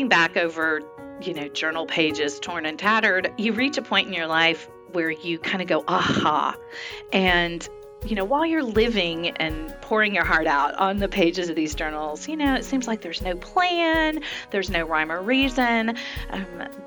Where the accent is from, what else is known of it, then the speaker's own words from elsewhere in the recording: Dallas, Texas, United States; growing up in Dallas